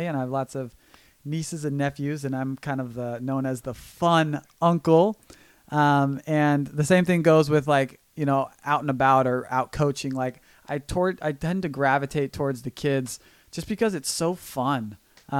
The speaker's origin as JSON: {"language": "English", "town": "Encinitas", "region": "California", "country": "United States", "tie": "born or raised there", "said": "I'm from Encinitas, California. Grew up playing on the beach"}